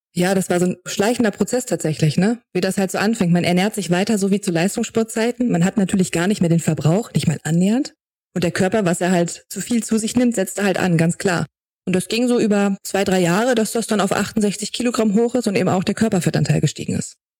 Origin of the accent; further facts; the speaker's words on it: Braunschweig, Lower Saxony, Germany; moved away as an adult; dann bin ich aus Braunschweig, wo ich ursprünglich herkomme, weggezogen